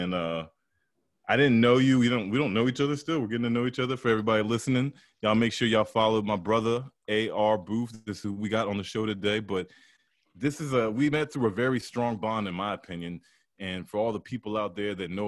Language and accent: English; United States; also born or lived in Atlanta, Georgia; I was born in Atlanta, Georgia, but I grew up out here, like, from 5 years up, 5 years old and up.